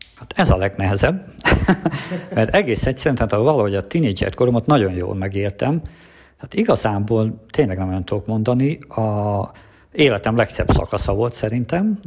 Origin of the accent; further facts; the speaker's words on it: Transcarpathia, Zakarpattia Oblast, Ukraine; moved away as an adult; now in Hungary; én Kárpátalján születtem